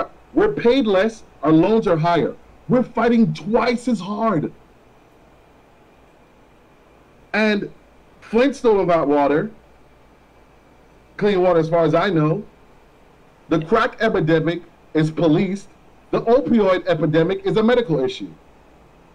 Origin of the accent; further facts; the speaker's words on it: Jamaica; first language Jamaican Patois; also born or lived in Florida, United States; now in United States; I grew up in Jamaica